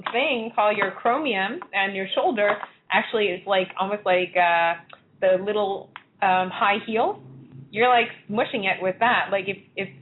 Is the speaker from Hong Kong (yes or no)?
yes; Hong Kong; moved away; when I was younger, for instance, I came from Hong Kong. I lived in Hong Kong